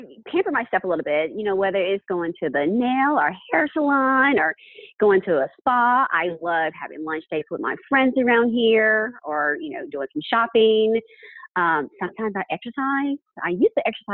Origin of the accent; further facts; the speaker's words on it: Taylor, Mississippi, United States; moved away; I grew up in North Mississippi in a small town called Taylor, Mississippi, which is right outside of Oxford, Mississippi